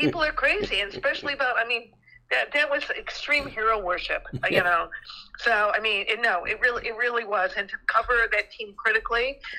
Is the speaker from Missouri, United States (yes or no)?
no; Ohio, United States; moved away; I grew up in Ohio, but on the border of, I always loved Michigan, but my town was like a town divided.